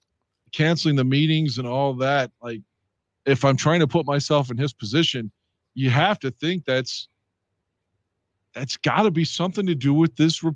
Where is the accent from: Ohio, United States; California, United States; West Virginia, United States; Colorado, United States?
West Virginia, United States; I'm from West Virginia